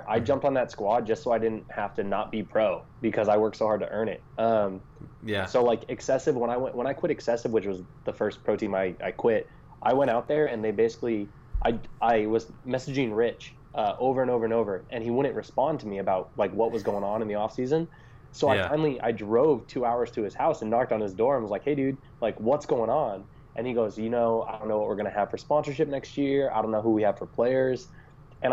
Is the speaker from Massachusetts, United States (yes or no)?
yes; Boston, Massachusetts, United States; moved away as an adult; now in Sacramento, United States; I'm originally from Boston area